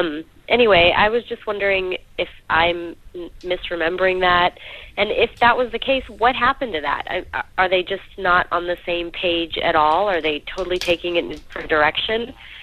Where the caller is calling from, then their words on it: Portland, Oregon, United States; on the forums, and I'm calling from Portland, Oregon.